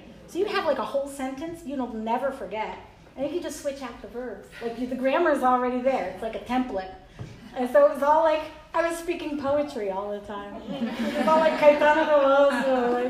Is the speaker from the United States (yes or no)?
no; Mexico; born there; And also I was born in Mexico because my father went to medical school in Mexico because he couldn't afford to go to school here.